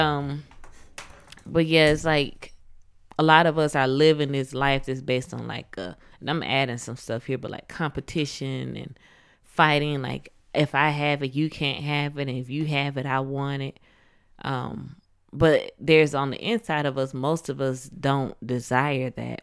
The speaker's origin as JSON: {"language": "English", "town": "Atlanta", "region": "Georgia", "country": "United States", "said": "I'm from Atlanta"}